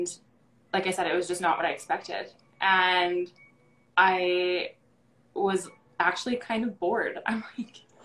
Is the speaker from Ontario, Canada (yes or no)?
no; Sylvan Lake, Alberta, Canada; now in Calgary, Canada; I'm from Sylvan Lake